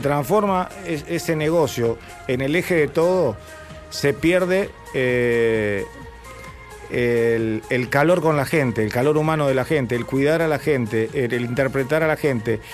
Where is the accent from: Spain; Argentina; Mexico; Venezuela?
Argentina; somos argentinos